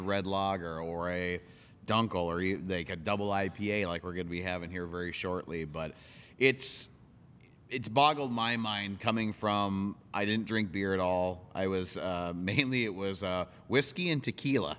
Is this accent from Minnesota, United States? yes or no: yes; Monticello, Minnesota, United States; my hometown, uh, Monticello, Minnesota